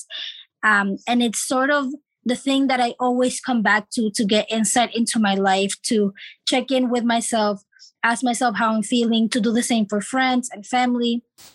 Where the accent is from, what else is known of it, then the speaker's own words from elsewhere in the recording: Florida, United States; moved away; also born or lived in Chile / California; we moved to Florida, my dad, my mom, and my two siblings, where we lived for 10 years